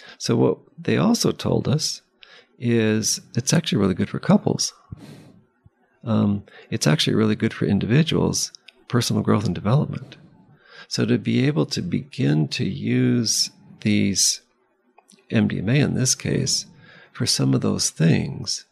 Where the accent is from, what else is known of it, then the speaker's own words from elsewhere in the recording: Palo Alto, California, United States; I grew up in Palo Alto